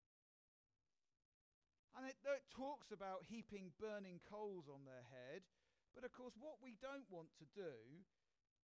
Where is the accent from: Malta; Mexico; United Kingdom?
United Kingdom; we're British